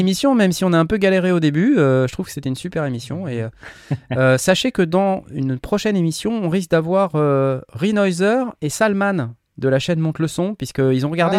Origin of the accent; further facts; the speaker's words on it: France; on est Français nous aussi